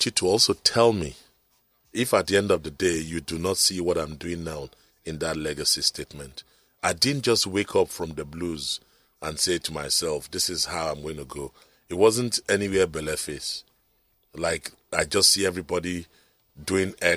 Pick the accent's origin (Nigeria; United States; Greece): Nigeria; Lagos; I was born in Lagos, Island Maternity here